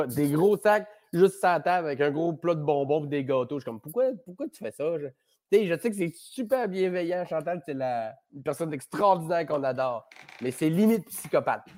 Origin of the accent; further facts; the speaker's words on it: Chicoutimi, Quebec, Canada; moved away; je viens du Saguenay, fait que j'étais à même euh, à Chicoutimi pendant le déluge